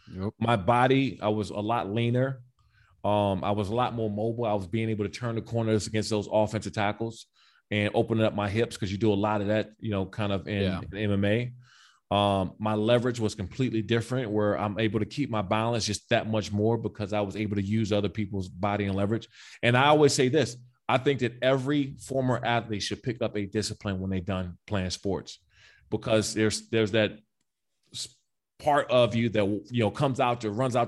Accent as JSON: {"language": "English", "country": "United States", "tie": "born or raised there", "said": "I'm from the Maryland, D.C., Virginia area, right? So I grew up around a ton of boxers."}